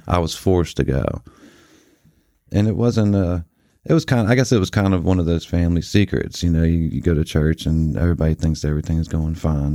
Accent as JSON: {"language": "English", "town": "Martinsburg", "region": "West Virginia", "country": "United States", "tie": "born or raised there", "said": "we made friends with the kids around the neighborhood once we did finally settle down in Martinsburg"}